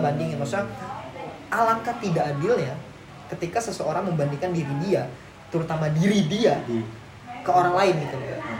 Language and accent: Indonesian; Jakarta, Indonesia; gua selalu mencerminkan diri gua itu Kerawamangun, gitu. Di mana tempat gua tumbuh